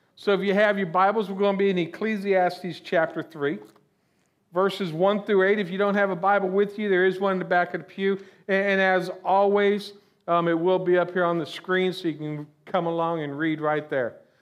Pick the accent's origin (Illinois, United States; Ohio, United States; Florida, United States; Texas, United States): Florida, United States; I'm originally from Florida, born and raised down here